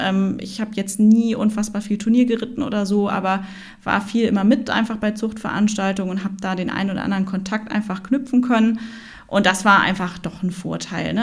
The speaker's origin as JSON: {"language": "German", "region": "Hamburg", "country": "Germany", "also_born_or_lived": "Oldenburg", "said": "wir sind echte Hamburger Derns"}